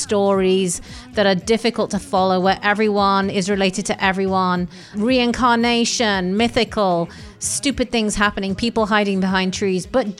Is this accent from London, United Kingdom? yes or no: yes; London, United Kingdom; Growing up in London in England